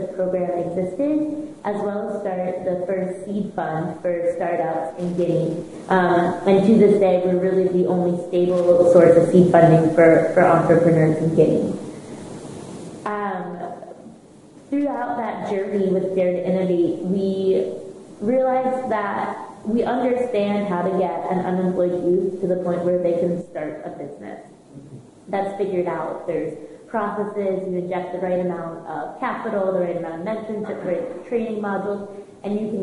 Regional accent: United States; accent: American; moved away as an adult; I'm sure you can hear in my accent that I'm American

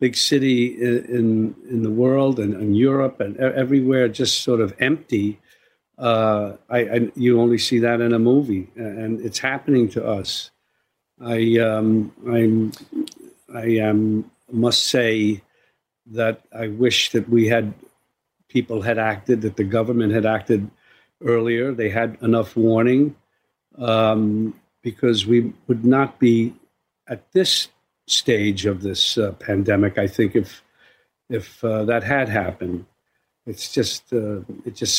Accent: New York City, New York, United States; I'm a New Yorker

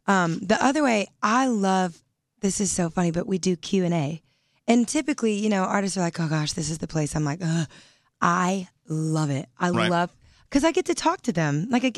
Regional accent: Louisiana, United States; Originally Louisiana.

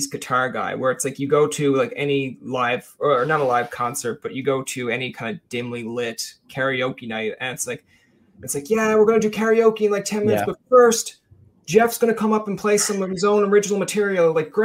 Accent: St. John's, Newfoundland and Labrador, Canada; also born or lived in Witless Bay; I grew up in the Ghouls.

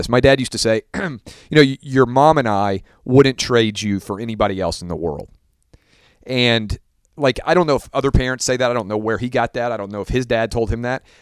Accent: Southern United States, United States; I was raised in the South, it's the flip, right?

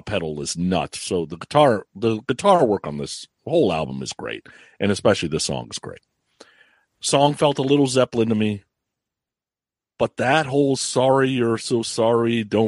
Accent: California, United States; I'm from California

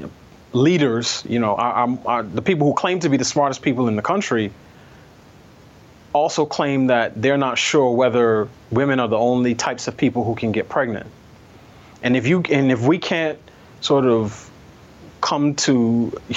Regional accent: New York City, New York, United States; me growing up in New York City

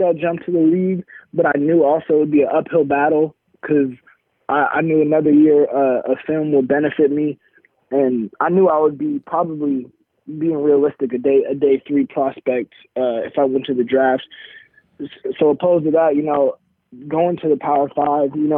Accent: Oregon, United States; Oregon, you know, obviously my hometown team

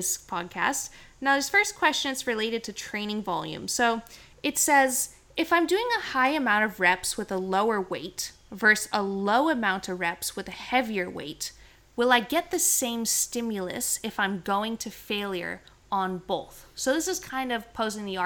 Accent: Canada; moved away; growing up in Canada

